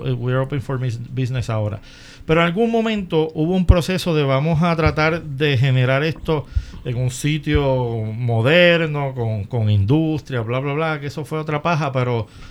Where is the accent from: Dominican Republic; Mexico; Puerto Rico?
Puerto Rico; en mi país